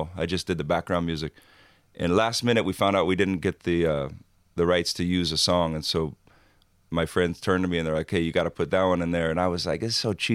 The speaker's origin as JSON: {"language": "English", "region": "Hawaii", "country": "United States", "tie": "born or raised there", "said": "growing up in Hawaii, almost every teenage kid thinks he's going to be a surfer"}